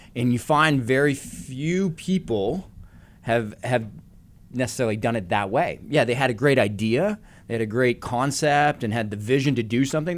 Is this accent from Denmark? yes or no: no; Canada; growing up in Canada